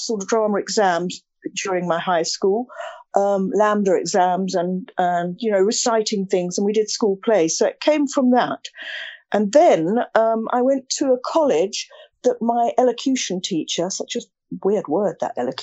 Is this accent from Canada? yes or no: no; Essex, East of England, United Kingdom; I came from Essex. I'm an Essex girl